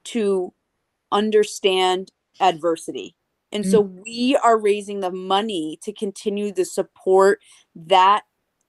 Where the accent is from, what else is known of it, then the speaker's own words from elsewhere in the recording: Connecticut, United States; first language English; also born or lived in Bogota, Colombia / Long Island, New York; I moved and grew up in Connecticut